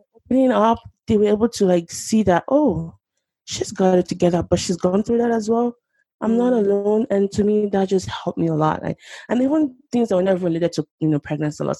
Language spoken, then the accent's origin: English; Lagos, Nigeria; moved away as an adult; now in Oklahoma, United States; I grew up in Nigeria, Lagos, Nigeria, to be precise. Um, spent the first two decades of my life there, and then I mm. moved to the US um, 11 years ago.